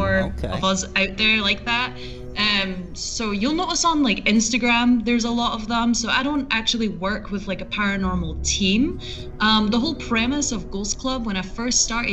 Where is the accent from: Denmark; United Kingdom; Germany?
United Kingdom; Edinburgh, Scotland; moved away as an adult; also born or lived in California; I'm originally from Scotland, let me add, from Edinburgh, Scotland. I moved over to California when I was 20 years old.